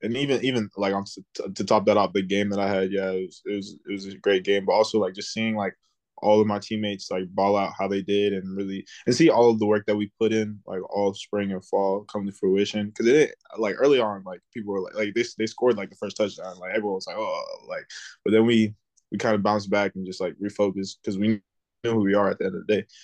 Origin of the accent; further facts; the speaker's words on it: South Florida, United States; I'm from South Florida